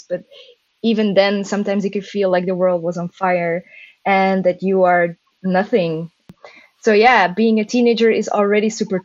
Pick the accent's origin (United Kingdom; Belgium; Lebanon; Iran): Belgium; Mechelen, Flanders; moved away as an adult; now in Antwerp, Belgium; Mechelen, my hometown. Well, my original hometown.